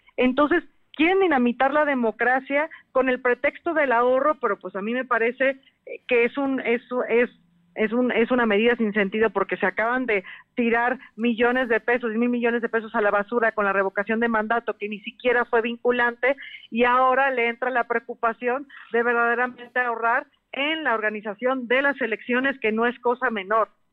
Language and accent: Spanish; Mexico; como mexicanos